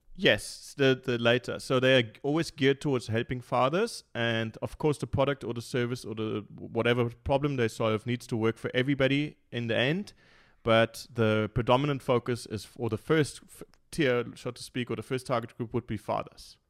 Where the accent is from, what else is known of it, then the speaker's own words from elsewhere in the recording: Munich, Bavaria, Germany; now in Cape Town, South Africa; I'm from Munich, so I'm born and bred in Munich.